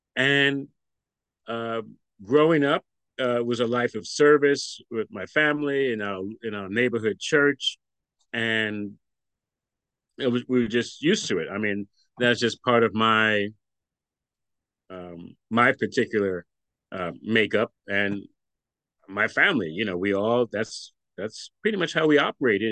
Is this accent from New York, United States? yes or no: yes; New York City, New York, United States; I grew up in Brooklyn, New York. I'm I'm from Brooklyn, New York, and continue to live in Brooklyn, New York now